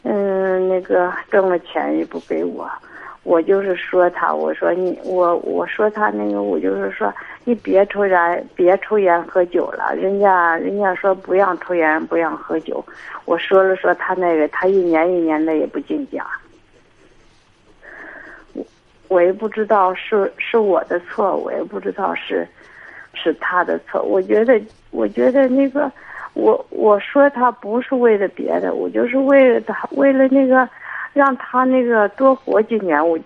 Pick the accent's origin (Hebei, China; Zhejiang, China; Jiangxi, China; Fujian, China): Hebei, China; Xinji; 我是那个新集的。